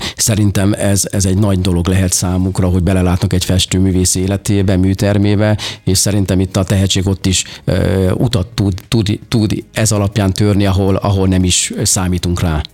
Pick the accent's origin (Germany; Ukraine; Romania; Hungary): Hungary; Nyírtass, Szabolcs-Szatmár-Bereg; gyerekkoromban én, ö, ö, egy Szabolcsa kis fa-, faluban születtem Nyírtason, ez kis, Kisvárna mellett található, és ott nem nagyon volt lehetőségem